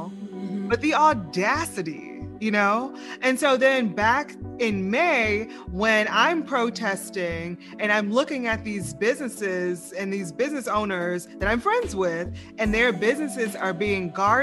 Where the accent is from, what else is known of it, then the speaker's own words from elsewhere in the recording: the South, United States; now in Lafayette, United States; I'm from the South